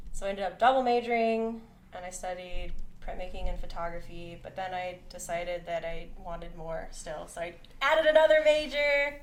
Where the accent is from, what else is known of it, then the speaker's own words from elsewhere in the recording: Conway, Missouri, United States; I grew up in a town called Conway, Missouri